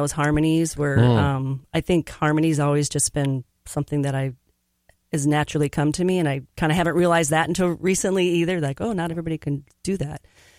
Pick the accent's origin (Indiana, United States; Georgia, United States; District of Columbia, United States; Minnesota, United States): Minnesota, United States; also born or lived in Portland, Oregon; I grew up in Montemedi, okay. Minnesota.